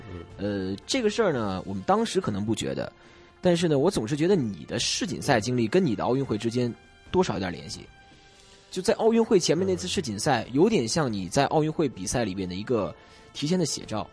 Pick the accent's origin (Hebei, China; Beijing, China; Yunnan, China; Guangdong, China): Beijing, China; now in Hong Kong; 我现在香港工作，因为我老家是北京